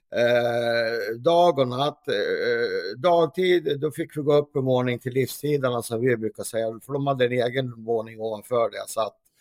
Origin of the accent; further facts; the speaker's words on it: Gävle, Gävleborg County, Sweden; här i Gävle, där jag kommer från